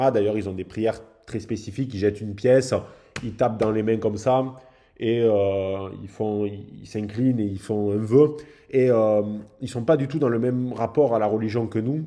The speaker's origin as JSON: {"language": "French", "country": "France", "said": "en tant que Français"}